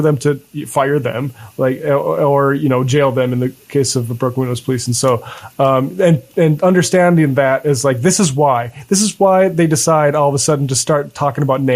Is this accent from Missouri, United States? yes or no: no; North Dakota, United States; I'm from North Dakota